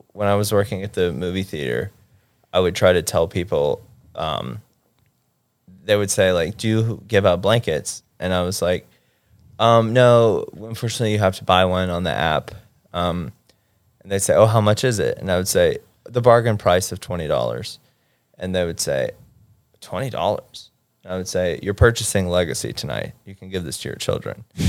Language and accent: English; Mississippi, United States; now in Los Angeles, United States; I'm from Mississippi